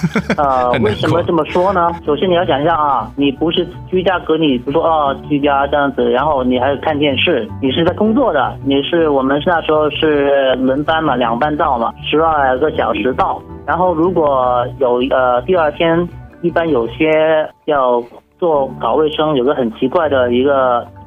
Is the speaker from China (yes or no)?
yes; China; 对于我们中国人来说，就是最重要的，就是找一些好好吃的地方，就有各有各的消遣了。